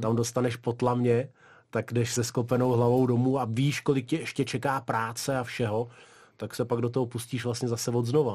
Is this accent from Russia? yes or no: yes; Dagestan, Russia; now in Czech Republic; A já jsem se tam vlastně narodil, takže odtud vlastně pocházím.